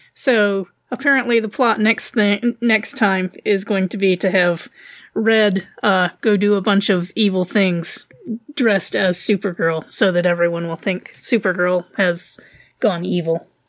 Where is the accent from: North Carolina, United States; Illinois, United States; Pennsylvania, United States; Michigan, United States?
North Carolina, United States; Wilmington; I'm from North Carolina